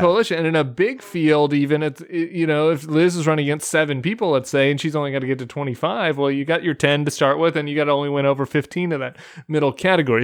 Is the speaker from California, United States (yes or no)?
no; Denver, Colorado, United States; I'm from suburban Denver. And, and my hometown district